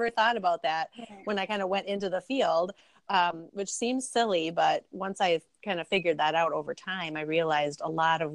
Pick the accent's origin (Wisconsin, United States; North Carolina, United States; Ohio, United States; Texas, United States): Wisconsin, United States; Milwaukee; I am from Milwaukee, Wisconsin